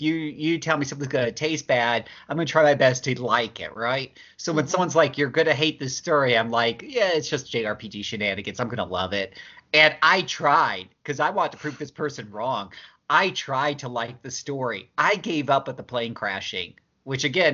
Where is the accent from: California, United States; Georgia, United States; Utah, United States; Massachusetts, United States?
Utah, United States; I'm from Utah